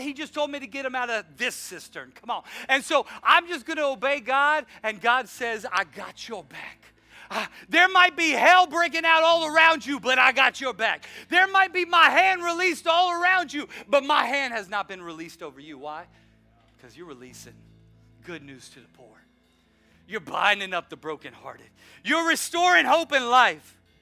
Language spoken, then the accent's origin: English; the South, United States; I'm from the South